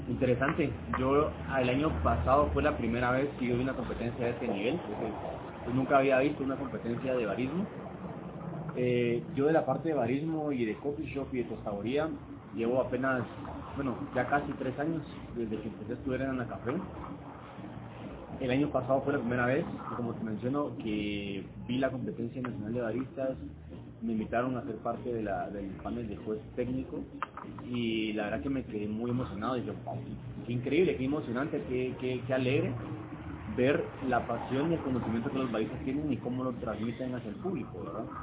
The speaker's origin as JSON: {"language": "Spanish", "town": "Guatemala City", "region": "Guatemala Department", "country": "Guatemala", "tie": "born or raised there", "said": "nací aquí en Guatemala, en la ciudad. Mi papá viene de San Martín Peque en Chimaltenango, y mi mamá de Chiquimul."}